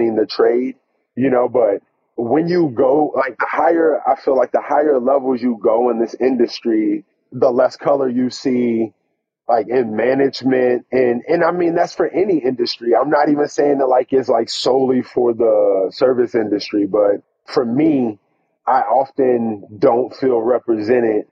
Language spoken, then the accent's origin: English; Stafford County, Virginia, United States; I'm a guy from Stafford County, growing up, you know, in Virginia